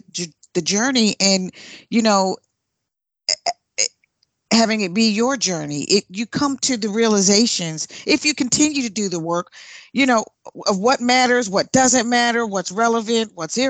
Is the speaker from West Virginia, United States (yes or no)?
no; South Carolina, United States; also born or lived in Philadelphia / New Jersey; I grew up, well, born in Philadelphia, raised in South Carolina, and then back to the North, Jersey, and then Philadelphia, then overseas, and then back to the states.